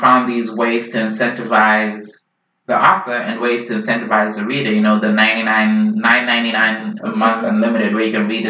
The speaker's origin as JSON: {"language": "English", "country": "Zimbabwe", "also_born_or_lived": "Idaho", "moved": "yes", "lives_now": "Seattle, United States", "said": "Zimbabwean politics as well, which is my home country."}